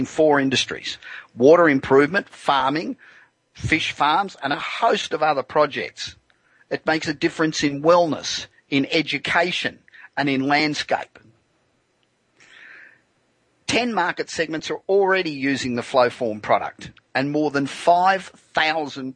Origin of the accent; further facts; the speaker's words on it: Los Angeles, California, United States; Coming to you this week from my hometown of Los Angeles